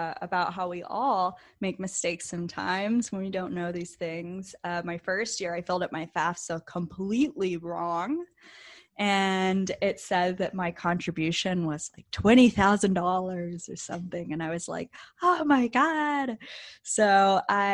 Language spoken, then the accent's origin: English; Beaufort, North Carolina, United States; moved away as an adult; now in California, United States; I'm actually from a very tiny town on the coast of North Carolina. It's called Beaufort.